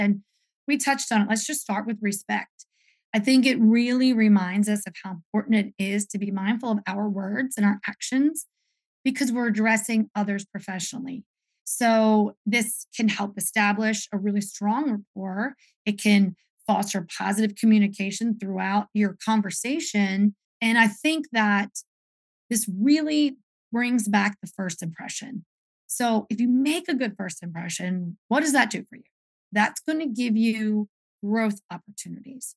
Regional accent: the North, United States; moved away as an adult; also born or lived in the South; growing up north and going to college in the south

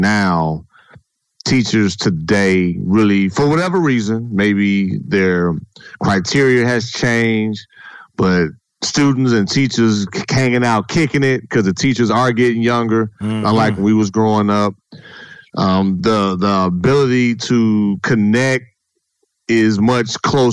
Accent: Gary, Indiana, United States; moved away; Growing up in Gary, Indiana, born and raised, go back to the city now

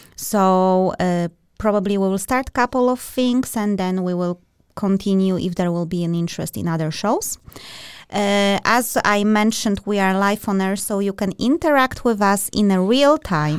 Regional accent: Poland; now in Denmark; We are both from Poland and, uh, and Denmark

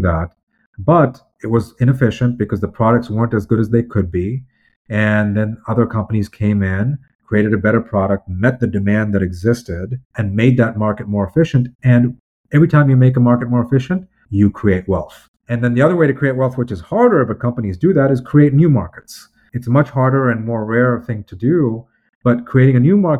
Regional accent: United States; I'm an American

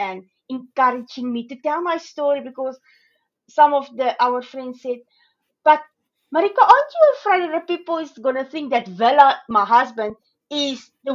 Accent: South Africa; moved away as an adult; now in Australia; I'm originally from South Africa, so I've moved to Australia 3 years ago.

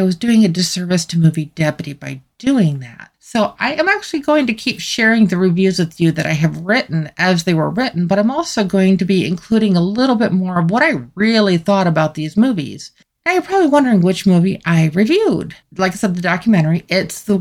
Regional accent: United States; as an American citizen

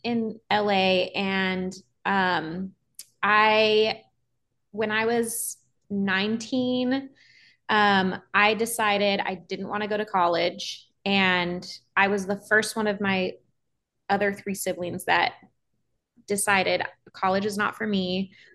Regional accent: Los Angeles, California, United States; I am born and raised in Los Angeles, California

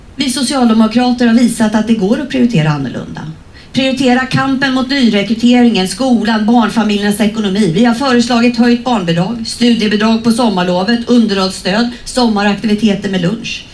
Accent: Sweden; vi svenskar

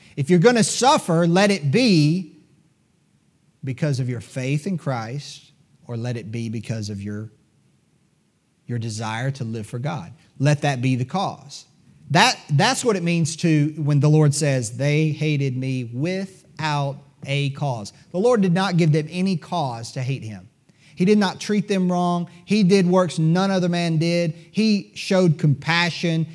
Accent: United States; As Americans

